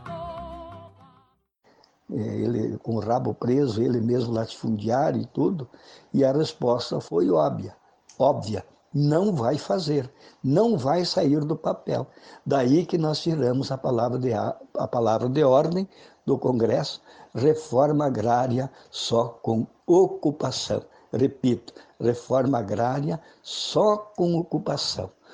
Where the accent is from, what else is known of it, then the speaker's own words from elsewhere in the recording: Xanxerê, Santa Catarina, Brazil; lá na, na região oeste de Santa Catarina, eu sou de lá, sou oriundo lá de, de Xanxerê